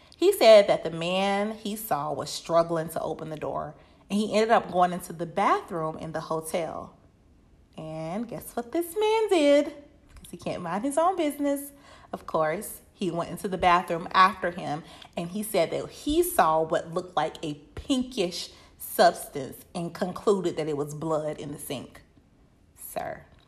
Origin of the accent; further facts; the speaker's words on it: Winston-Salem, North Carolina, United States; my hometown of Winston-Salem, North Carolina